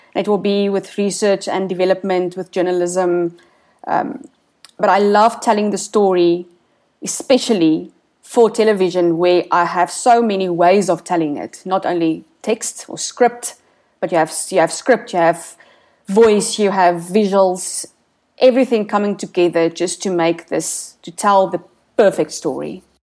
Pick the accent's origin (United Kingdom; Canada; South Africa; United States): South Africa